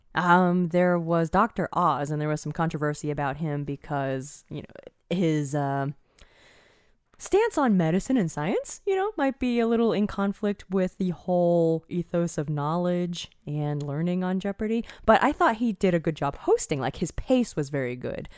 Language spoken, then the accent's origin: English; Eastern Time Zone, United States; moved away; I grew up in the Eastern time zone, and when I moved to the Central time